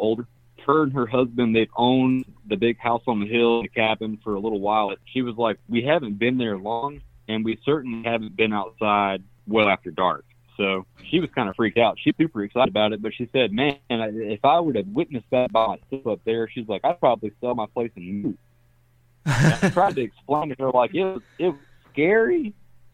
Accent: South Carolina, United States; I'm from South Carolina

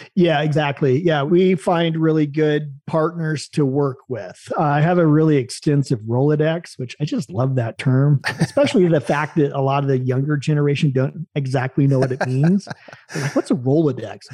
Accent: Salem, Oregon, United States; moved away as an adult; also born or lived in U.S. Virgin Islands / Oahu, Hawaii; I was born in Salem, Oregon

